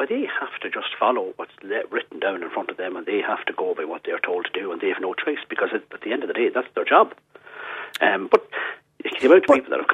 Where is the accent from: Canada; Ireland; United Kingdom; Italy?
Ireland; County Cavan; my mother is from County Donegal now, so I'm from Cavan